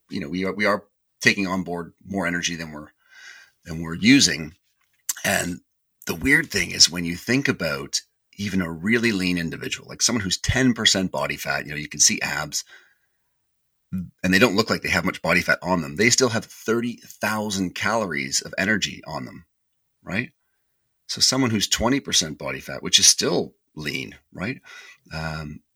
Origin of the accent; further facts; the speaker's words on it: Canada; being Canadian